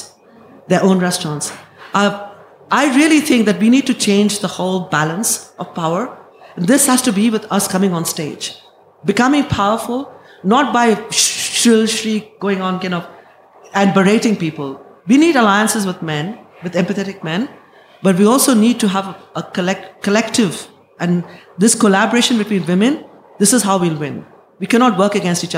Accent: India; moved away as an adult; now in London, United Kingdom; I have lived in England longer than I have lived in India.

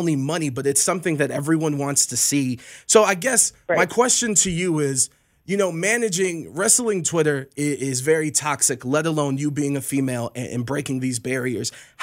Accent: Cleveland, Ohio, United States; I'm from Cleveland

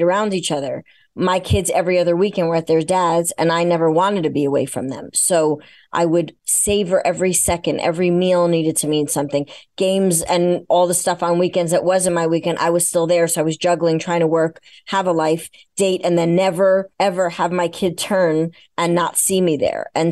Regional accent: New York, United States; I'm a New Yorker

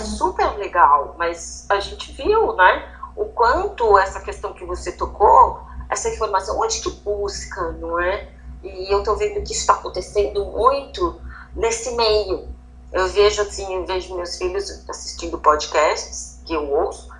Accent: Brazil; nós brasileiros

